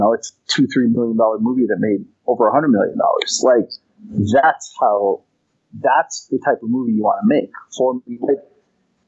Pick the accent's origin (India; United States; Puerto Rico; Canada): Canada; I'm from Canada